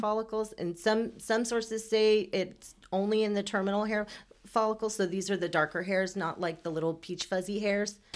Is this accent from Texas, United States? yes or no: yes; Houston, Texas, United States; also born or lived in Iran; straight to Houston and have lived in Texas my entire life